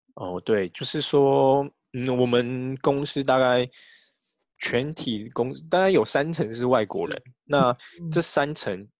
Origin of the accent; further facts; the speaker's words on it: Taiwan; moved away as an adult; now in Japan; 我们台湾人